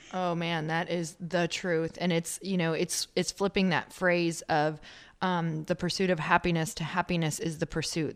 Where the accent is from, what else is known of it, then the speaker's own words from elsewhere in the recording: Midwest, United States; I'm from the Midwest